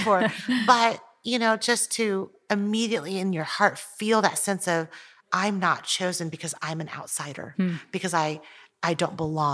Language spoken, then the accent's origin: English; United States; also born or lived in Taiwan; moved to the United States when I was almost 5